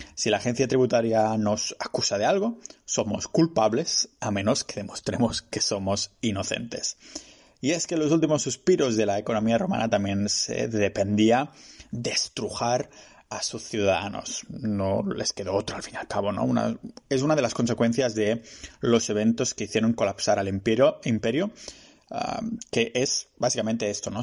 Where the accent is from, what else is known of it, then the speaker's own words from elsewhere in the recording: Spain; mi pueblo, Chocatán